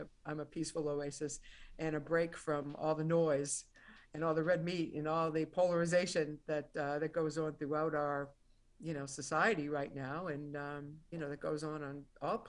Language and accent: English; a suburb of Boston, Massachusetts, United States; when I grew up in Boston. I grew up in a suburb of Boston.